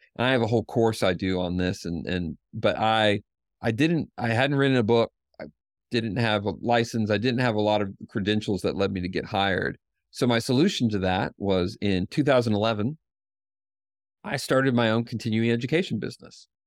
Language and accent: English; Knoxville, Tennessee, United States; a seventeen person counseling clinic in Knoxville, Tennessee, which is my hometown